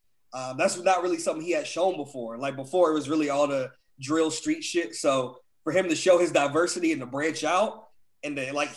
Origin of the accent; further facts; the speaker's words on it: New York City, New York, United States; I'm from New York, right? I'm from New York, man, not you.